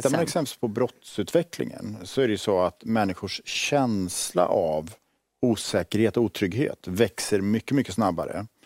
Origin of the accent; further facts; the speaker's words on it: Borås, Västra Götaland, Sweden; Jag växte upp i Borås, i liksom